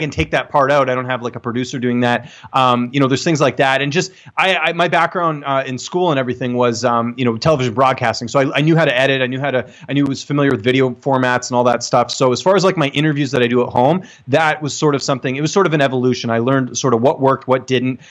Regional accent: Canada; I'm Canadian

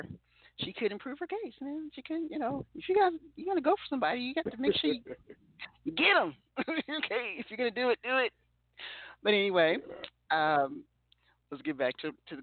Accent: Louisiana, United States; That's my home state

